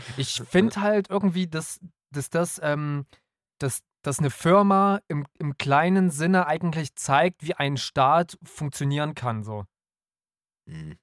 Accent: Nünchritz, Saxony, Germany; also born or lived in Dresden; in dem Ort, wo ich aufgewachsen bin, in Nünchritz

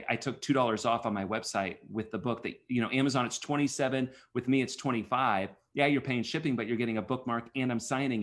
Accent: Omaha, Nebraska, United States; now in Kansas City, United States; Born and raised in Omaha, Nebraska, but Kansas City is truly home

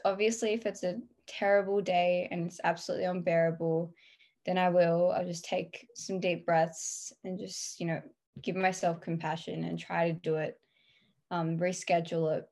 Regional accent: Australia; I'm 17 and I'm from Australia

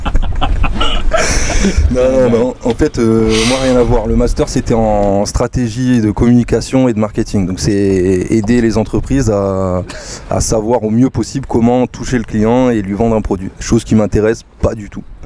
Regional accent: Soissons, Hauts-de-France, France; moved away as an adult; je suis aussi un Picard euh, qui est parti en exode

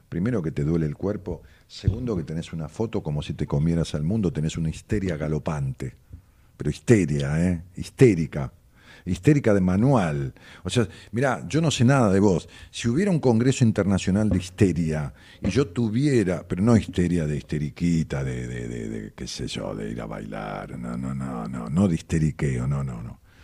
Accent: Ramos Mejía, Buenos Aires Province, Argentina; mi pueblo, en Ramos

